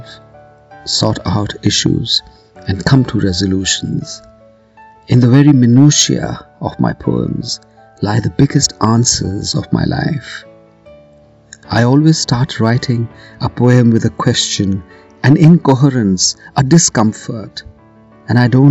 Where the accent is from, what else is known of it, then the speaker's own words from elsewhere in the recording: Kolkata, West Bengal, India; I am a poet from Calcutta, India